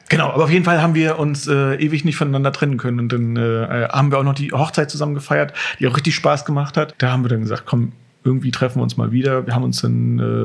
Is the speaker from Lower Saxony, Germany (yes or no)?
yes; Walsrode, Lower Saxony, Germany; in Walsrode geboren und äh, ja, als Kind dann erstmal äh, woanders gewesen, also aber immer im, im Großraum Walsrode